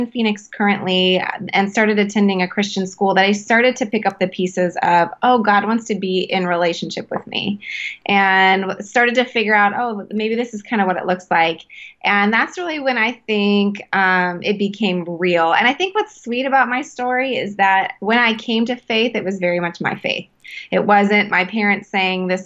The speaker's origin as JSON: {"language": "English", "town": "Calgary", "region": "Alberta", "country": "Canada", "tie": "born or raised there", "said": "I was born in Canada, actually. I was born in Calgary, Alberta"}